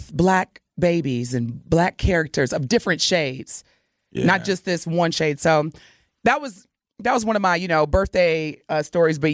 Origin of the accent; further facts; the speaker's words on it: Southern Indiana, United States; growing up in Southern Indiana